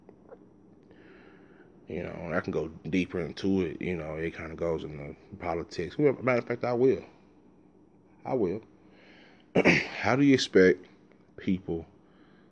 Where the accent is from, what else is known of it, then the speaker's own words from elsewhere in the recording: Dallas, Texas, United States; I grew up in South Dallas